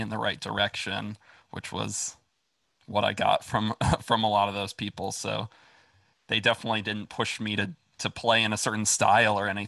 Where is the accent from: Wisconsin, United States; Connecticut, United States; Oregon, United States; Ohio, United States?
Wisconsin, United States; Brown Deer; moved away as an adult; now in Florida, United States; I grew up in Brown Deer, actually. But I went to Nicolet High